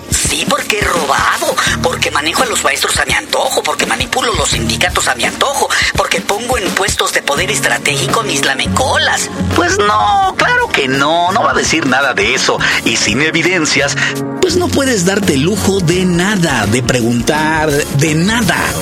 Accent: Mexico

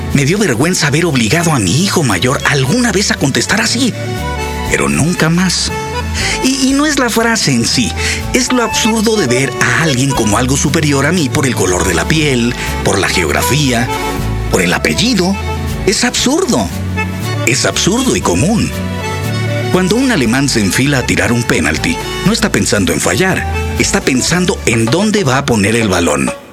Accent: Mexico; como mexicanos orgullosos

